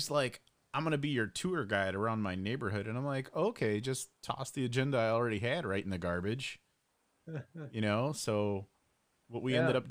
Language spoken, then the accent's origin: English; Addison, Illinois, United States; I'm in Addison right now, you know, my hometown